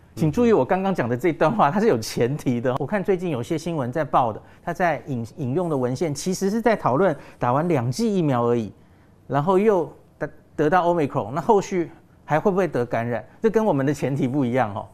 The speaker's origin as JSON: {"language": "Chinese", "country": "Taiwan", "said": "我们台湾人"}